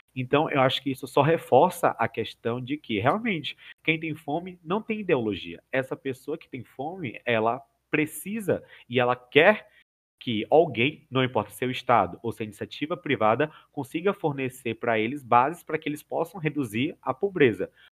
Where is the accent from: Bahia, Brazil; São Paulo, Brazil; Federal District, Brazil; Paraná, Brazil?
Bahia, Brazil; eu sou baiano e por consequência sou do Nordeste